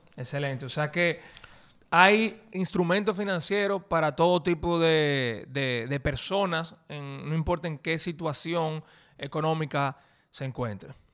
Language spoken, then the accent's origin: Spanish; Dominican Republic; un dominicano averaje, un, un, una persona como tú y como, bueno, como yo